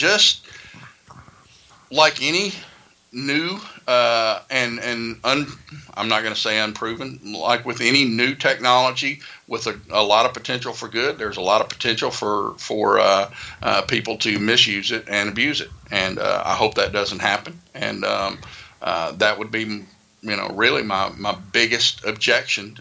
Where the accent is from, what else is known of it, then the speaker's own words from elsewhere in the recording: the South, United States; accent: Southern; my Southern accent